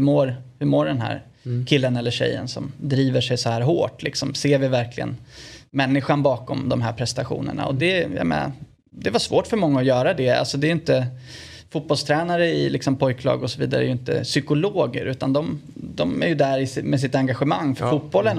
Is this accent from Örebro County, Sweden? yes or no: yes; Örebro, Örebro County, Sweden; also born or lived in Italy; hemma i Örebro